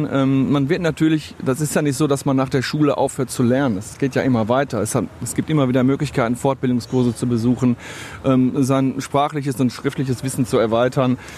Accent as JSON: {"language": "German", "town": "Essen", "region": "North Rhine-Westphalia", "country": "Germany", "tie": "born or raised there", "said": "Ist meine Heimatstadt, die Stadt Essen. Gerne auf der Margaretenhöhe, im Wald, wenn ich mit meinem Hund, mit der Familie spazieren gehe."}